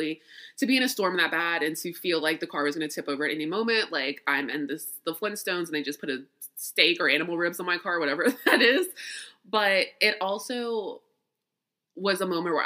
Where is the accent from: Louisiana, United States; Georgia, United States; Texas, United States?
Louisiana, United States; I'm from Louisiana. I was born in Louisiana and raised there.